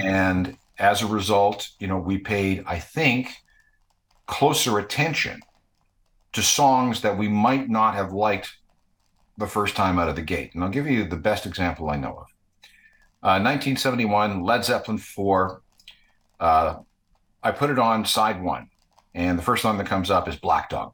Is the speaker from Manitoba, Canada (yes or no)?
yes; Winnipeg, Manitoba, Canada; when I was growing up in Winnipeg